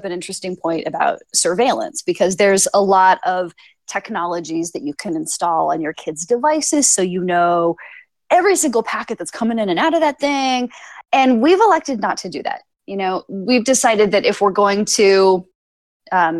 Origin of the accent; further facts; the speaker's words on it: Phoenix, Arizona, United States; I'm from Phoenix